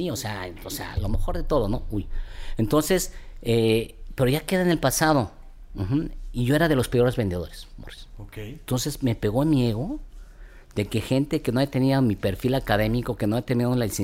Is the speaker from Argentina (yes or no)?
no; Mexico; somos los mexicanos